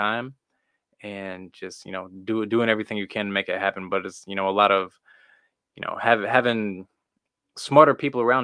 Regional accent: Missouri, United States; I'm from Missouri

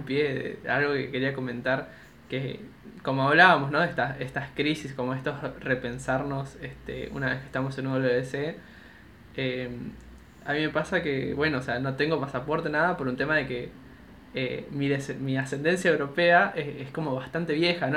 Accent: Buenos Aires, Argentina; also born or lived in China

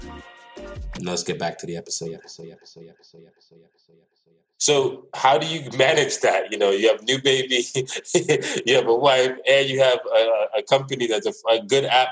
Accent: Jamaica; I grew up, I'm Jamaican. So I grew up eating okras like in steamed fish

